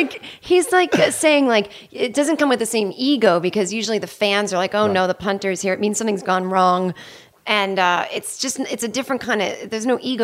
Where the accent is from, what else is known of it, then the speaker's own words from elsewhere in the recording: Boston, Massachusetts, United States; moved away as an adult; now in Los Angeles, United States; I'm from Boston.